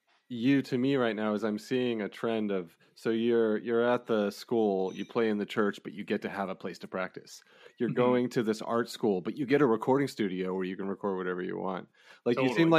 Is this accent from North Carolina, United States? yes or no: no; Rohnert Park, California, United States; we hail from Runner Park, or I do.